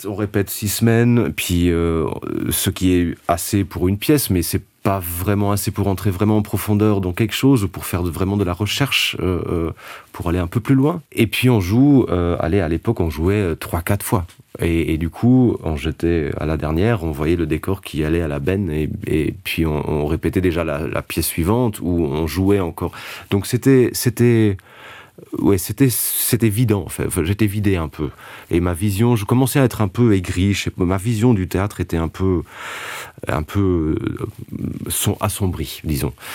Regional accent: Luxembourg; first language Luxembourgish; French is a second language; moved away as an adult; also born or lived in Liège, Belgium; le luxembourgeois je considérais ça comme ma langue maternelle

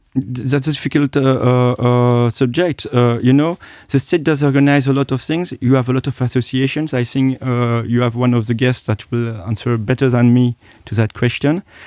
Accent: Belgium; moved away as an adult; also born or lived in Japan / United States / United Kingdom; now in Luxembourg; I was born in Asia, and I look like, uh, uh, uh, an Asian, and I do not realize it, you know? I grew up in Belgium

